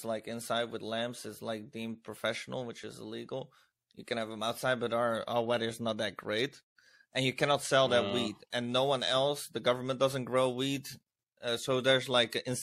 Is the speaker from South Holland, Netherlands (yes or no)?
yes; Rotterdam, South Holland, Netherlands; I'm from the Netherlands, Rotterdam.